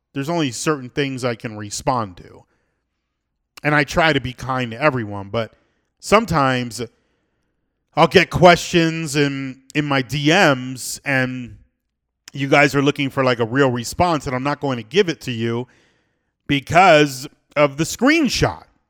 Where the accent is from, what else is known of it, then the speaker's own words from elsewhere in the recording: South Florida, United States; born and raised in South Florida